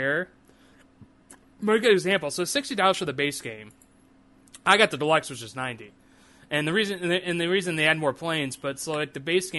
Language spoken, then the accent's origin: English; St. Louis, Missouri, United States; born or raised there